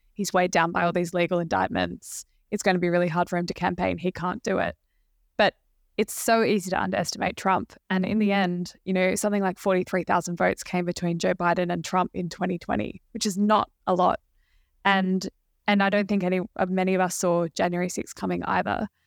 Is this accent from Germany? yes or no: no; Australia; as an Australian working on the book